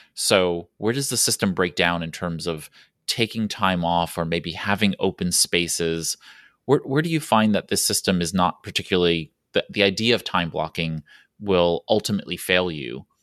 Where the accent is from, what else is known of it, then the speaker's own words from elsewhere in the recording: New York City, New York, United States; I'm from New York City where the roads have lines and we still don't abide by them.